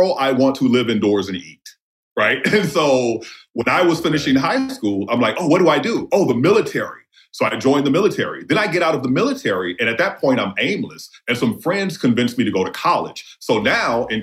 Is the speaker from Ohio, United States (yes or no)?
no; New Orleans, Louisiana, United States; also born or lived in Jasper County, Mississippi / South Central Los Angeles; I was born in New Orleans, and my home community is New Orleans East. My father is from rural Mississippi, so I spent half of my pre-18 life there